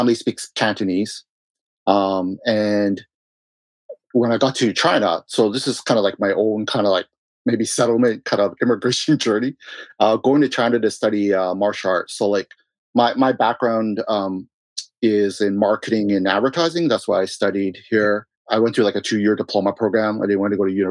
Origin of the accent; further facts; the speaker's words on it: Vancouver, British Columbia, Canada; I was born in Vancouver